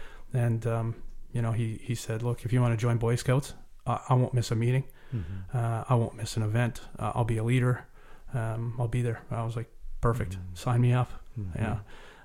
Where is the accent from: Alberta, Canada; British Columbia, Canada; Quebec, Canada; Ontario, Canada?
British Columbia, Canada; Cobble Hill; also born or lived in Cowichan Valley; So I was raised in Vancouver Island, in Cobble Hill. My father was RCMP officer, very prominent in the community.